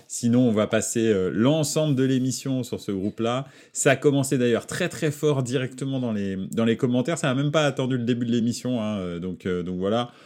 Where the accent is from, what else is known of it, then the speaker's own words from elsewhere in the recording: Paris, Île-de-France, France; Paris, c'est ma ville, c'est là où j'ai grandi